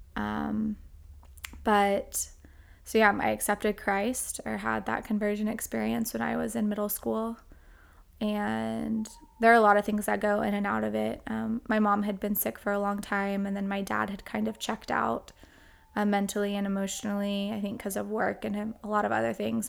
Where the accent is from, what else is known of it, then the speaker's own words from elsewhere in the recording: Edmond, Oklahoma, United States; now in Texas, United States; I grew up in, um, First Edmond, Oklahoma